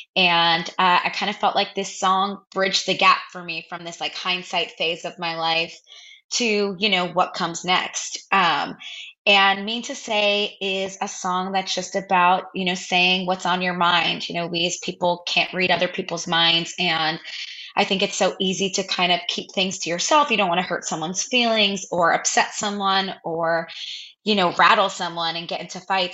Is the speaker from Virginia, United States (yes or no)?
no; New Jersey, United States; also born or lived in Brooklyn, New York; i grew up in new jersey I was born in Brooklyn, but then moved to New Jersey